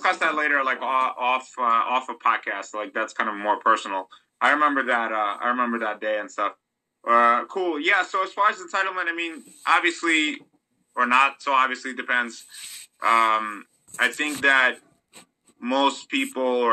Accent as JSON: {"language": "English", "country": "Moldova", "tie": "born or raised there", "moved": "yes", "lives_now": "United States", "said": "when I was growing up, I'm from Moldova. Okay, I'll just say it. So I'm from Moldova"}